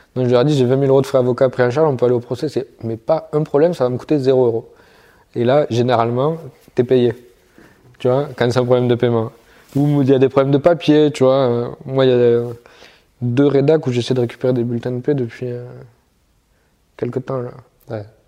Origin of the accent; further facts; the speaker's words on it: the South, southern France, France; moved away; je viens du Sud, à la base